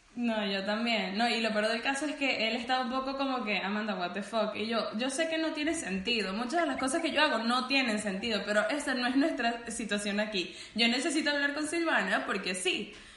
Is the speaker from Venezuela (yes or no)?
yes; Venezuela; moved away; tenemos como que ese común siendo venezolanos